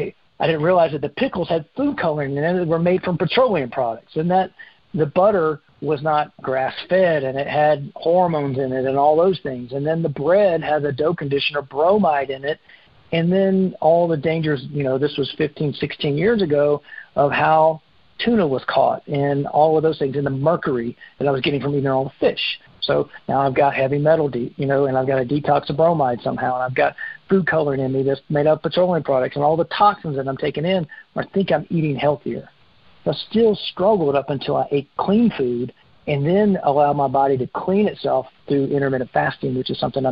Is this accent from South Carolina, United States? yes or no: yes; South Carolina, United States; I grew up in South Carolina. I spent my first 30 years in South Carolina eating that diet